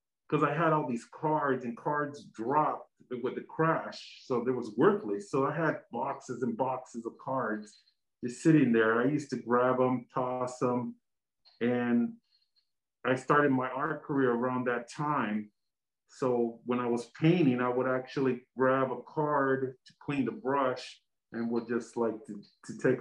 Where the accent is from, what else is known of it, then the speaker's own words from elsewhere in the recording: San Diego, California, United States; I'm fully Mexican. I was born in the United States, San Diego